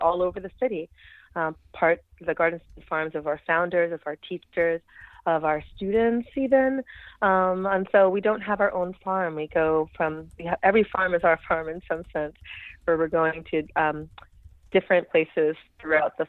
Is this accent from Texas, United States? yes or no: no; New York City, New York, United States; accent: New York City; also born or lived in Brooklyn, New York; I grew up on the Lower East Side of New York City